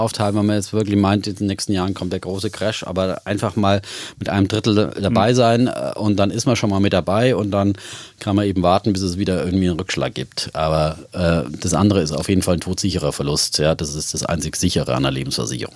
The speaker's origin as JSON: {"language": "German", "region": "Bavaria", "country": "Germany", "said": "ich komme ja aus Bayern"}